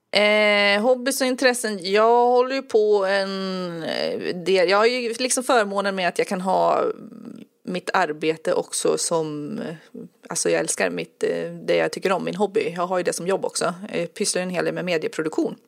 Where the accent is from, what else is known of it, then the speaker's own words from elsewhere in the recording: Enköping, Uppsala County, Sweden; also born or lived in Västmanland / Södermanland; now in Eskilstuna, Sweden; Jag mm. föddes i Uppland och utanför Enköping och sen har jag bott i Västmanland en massa år och nu mm. bor jag i Södermanland